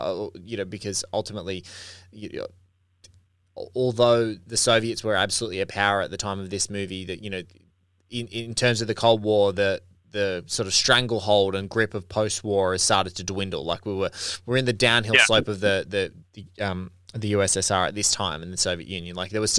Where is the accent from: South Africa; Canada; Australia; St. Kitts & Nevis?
Australia; because I'm Australian and like I look at our country and we're, you know, 20, 25 million people